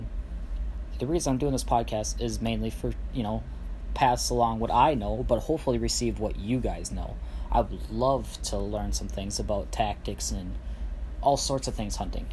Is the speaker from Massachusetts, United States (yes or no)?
no; central Minnesota, United States; I am from central Minnesota